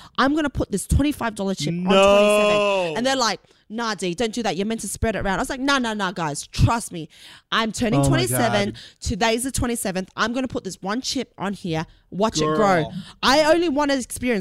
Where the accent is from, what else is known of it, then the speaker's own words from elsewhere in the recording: Sydney, New South Wales, Australia; moved away as an adult; now in United States; I come from Sydney where it's very cold and detached.